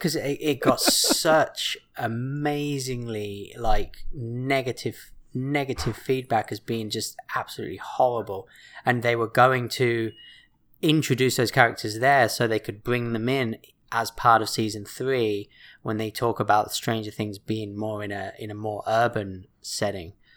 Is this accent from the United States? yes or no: no; England, United Kingdom; born or raised there; moved away